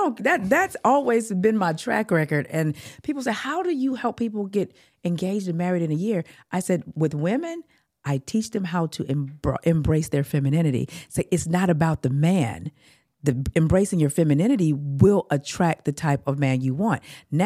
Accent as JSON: {"language": "English", "region": "California", "country": "United States", "said": "And I'm like, oh no, I'm from California, honey."}